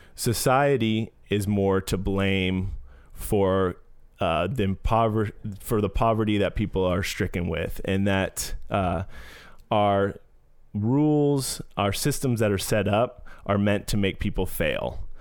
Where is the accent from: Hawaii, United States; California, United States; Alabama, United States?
California, United States; San Francisco; growing up in San Francisco, uh, it was d, diverse place to grow up